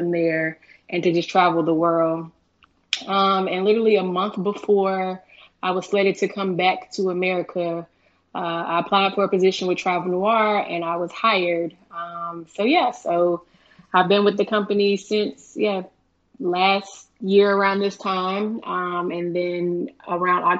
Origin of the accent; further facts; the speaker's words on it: Charlotte, North Carolina, United States; moved away as an adult; also born or lived in Durham, North Carolina / South Korea; I am originally from Charlotte, North Carolina